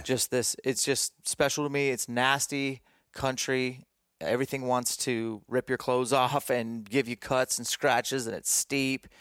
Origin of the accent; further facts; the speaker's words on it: Greenacres, Washington, United States; a little mini camp here in my hometown, Grin Acres, Washington.